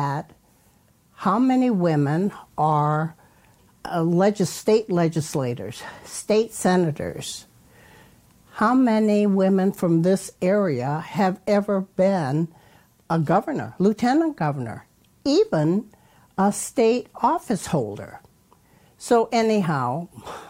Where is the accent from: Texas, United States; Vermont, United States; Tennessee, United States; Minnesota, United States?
Vermont, United States; West Rutland; now in Ohio, United States; I was born and raised in West Rutland, Vermont, which is a little village, about 3,000 people